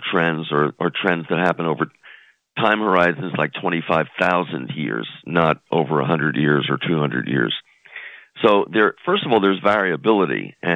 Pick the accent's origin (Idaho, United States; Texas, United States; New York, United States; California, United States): New York, United States; moved away; I grew up in New York, so I still have you know fond fond memories.